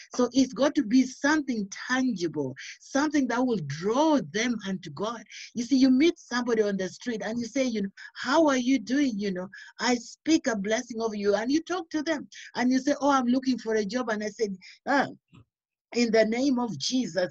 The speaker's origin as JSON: {"language": "English", "country": "Uganda", "moved": "as an adult", "said": "I originally I'm from Uganda, but then I've lived in this country for so many years, over 30, 40 years now."}